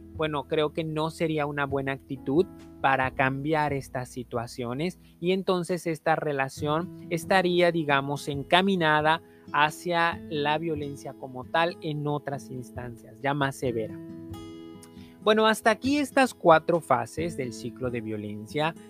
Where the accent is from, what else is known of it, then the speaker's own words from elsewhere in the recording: Mexico; aquí en México, en mi país